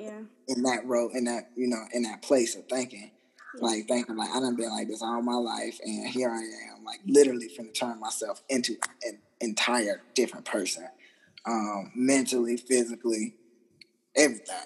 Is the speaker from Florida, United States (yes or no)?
yes; Jacksonville, Florida, United States; moved away as an adult; also born or lived in Virginia / Italy; I transferred from Italy back to Jacksonville, Florida, which is my hometown